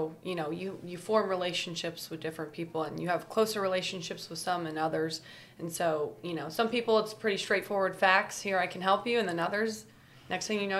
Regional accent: Kansas City, United States; I'm also from the Kansas City region.

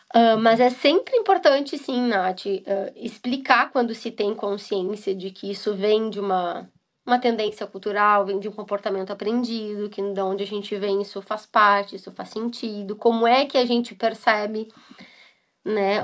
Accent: Brazil; now in Scotland; eu enquanto brasileira vou trabalhar numa empresa alemã

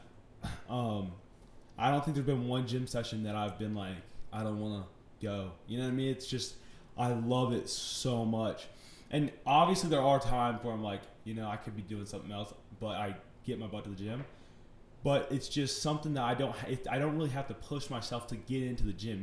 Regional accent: Chapel Hill, North Carolina, United States; also born or lived in Mooresville, North Carolina; I'm from Chapel Hill, North Carolina. I was born in uh, Mooresville, North Carolina.

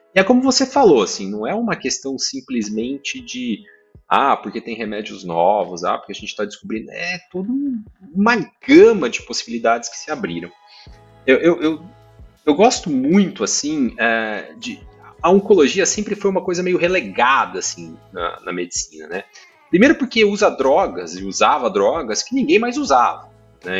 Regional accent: Maringá, Paraná, Brazil; eu sou do, do, interior do Paraná, sou de Maringá, fiz a faculdade lá

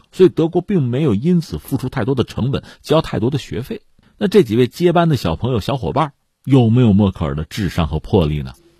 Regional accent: China; 我们中国人

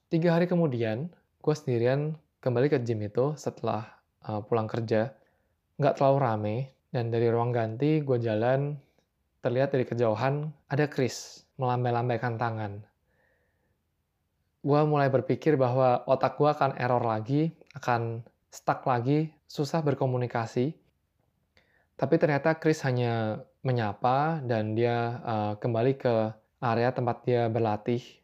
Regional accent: Semarang, Central Java, Indonesia; karena ya sebelumnya gue sempat bilang gue berasal dari Semarang.

